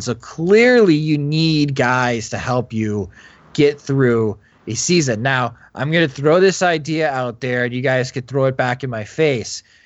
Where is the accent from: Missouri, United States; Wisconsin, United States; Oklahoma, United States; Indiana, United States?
Wisconsin, United States; I grew up in Wisconsin